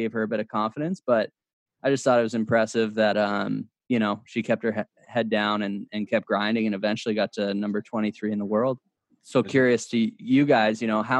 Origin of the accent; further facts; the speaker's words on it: Canada; we grew up on the Canadian circuit together